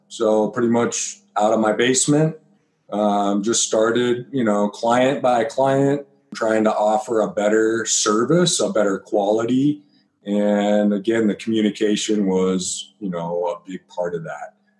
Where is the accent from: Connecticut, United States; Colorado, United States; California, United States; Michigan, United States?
Colorado, United States; Byers; I grew up in Byers, Colorado